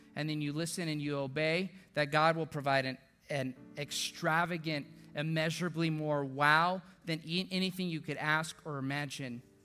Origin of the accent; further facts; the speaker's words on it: deep South Texas, United States; now in San Antonio, United States; my hometown in South Texas, deep South Texas